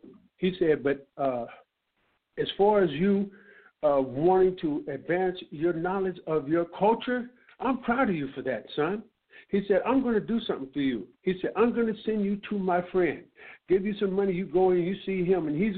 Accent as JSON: {"language": "English", "town": "San Francisco", "region": "California", "country": "United States", "said": "I'm from Fillmore"}